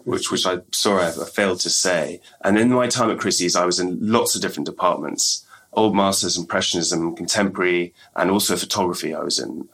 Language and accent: English; England, United Kingdom; when I was growing up in England